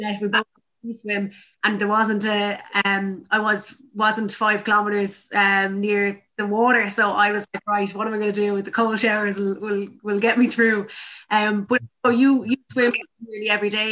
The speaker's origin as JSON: {"language": "English", "area": "Tipperary", "region": "Munster", "country": "Ireland", "said": "I'm from Tipperary"}